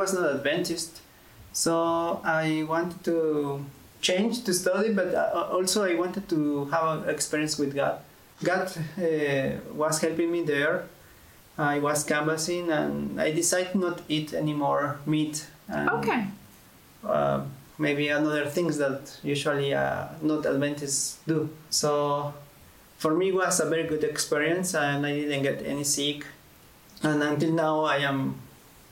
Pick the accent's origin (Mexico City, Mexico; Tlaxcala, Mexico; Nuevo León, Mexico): Tlaxcala, Mexico; moved away as an adult; also born or lived in Egypt / Lebanon